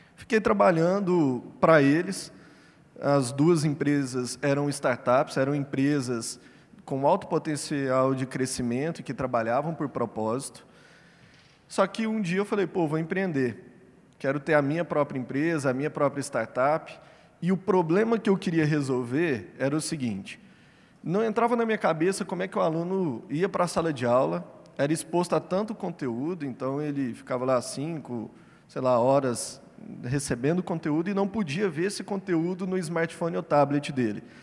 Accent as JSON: {"language": "Portuguese", "town": "Uberlândia", "region": "Minas Gerais", "country": "Brazil", "said": "Eu sou mineiro, de Uberlândia"}